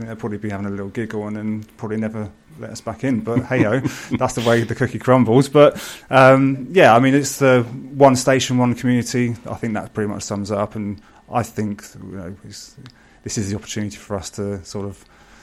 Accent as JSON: {"language": "English", "town": "Milton Keynes", "region": "South East England", "country": "United Kingdom", "tie": "born or raised there", "also_born_or_lived": "Northampton", "said": "I've born and raised in Milton Keynes for 37 years"}